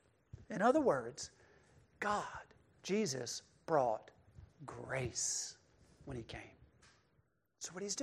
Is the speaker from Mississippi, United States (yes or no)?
yes; Mississippi, United States; born or raised there